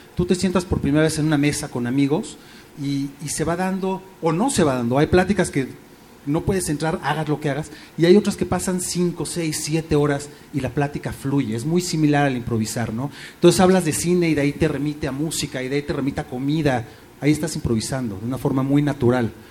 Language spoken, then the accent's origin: Spanish; Mexico; me considero mexicano 100%